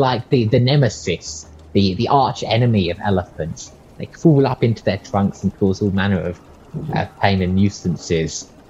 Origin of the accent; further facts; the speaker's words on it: Australia; I come from Australia